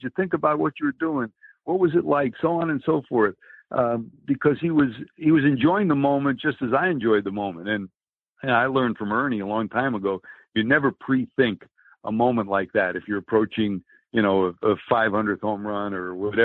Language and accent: English; Connecticut, United States; moved away as an adult; also born or lived in California; he and I grew up together in Connecticut